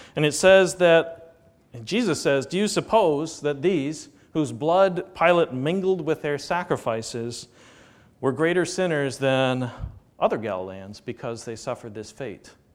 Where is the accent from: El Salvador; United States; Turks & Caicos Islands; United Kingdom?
United States; American Christians